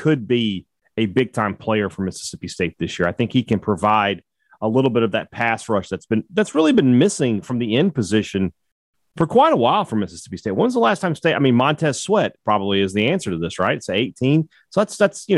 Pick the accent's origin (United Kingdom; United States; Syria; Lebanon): Lebanon; I'm from Lebanon.